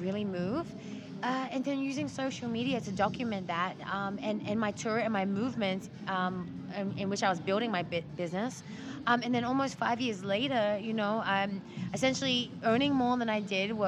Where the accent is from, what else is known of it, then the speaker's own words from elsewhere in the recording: Australia; moved away; I grew up in Australia, so I have a rugby background